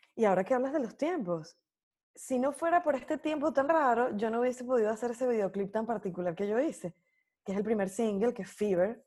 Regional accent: Venezuela; moved away as an adult; mi casa, el lugar donde yo nací

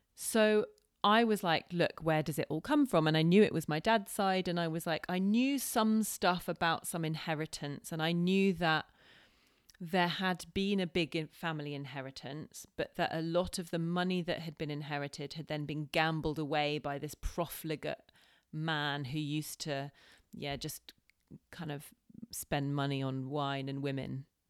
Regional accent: United Kingdom; as white people, as British people

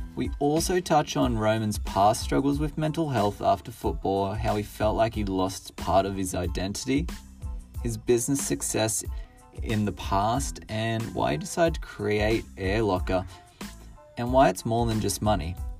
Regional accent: Orange, New South Wales, Australia; I'm from Orange.

